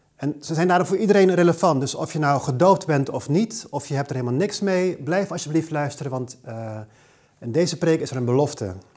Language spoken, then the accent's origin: Dutch; Aruba; moved away; Ik kom zelf oorspronkelijk uit Aruba, waar ik geboren en getogen ben